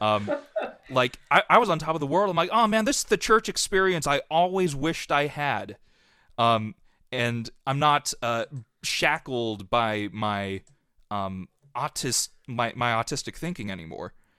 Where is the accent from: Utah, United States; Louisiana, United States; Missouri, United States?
Utah, United States; Centerville; I grew up in Centerville, Utah, which is just south of where Lagoon is and north of Salt Lake City